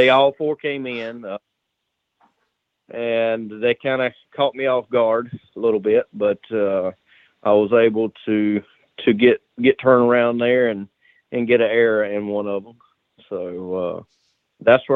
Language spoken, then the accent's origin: English; South Carolina, United States; my home state of South Carolina.